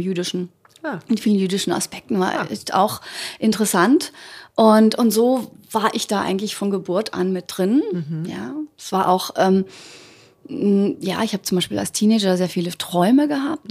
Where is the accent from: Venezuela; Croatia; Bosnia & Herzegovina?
Croatia; Ugljan island, opposite Zadar, Zadar County; now in Germany; von der Insel Uglian